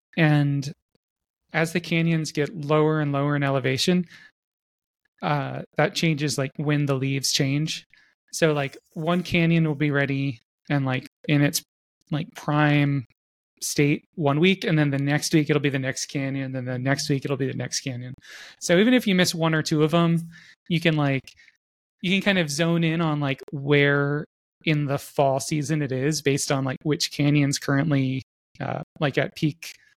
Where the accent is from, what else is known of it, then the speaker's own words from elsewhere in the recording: Florida, United States; now in Salt Lake City, United States; I grew up in Florida, and Florida's high point is 100 meters above sea level.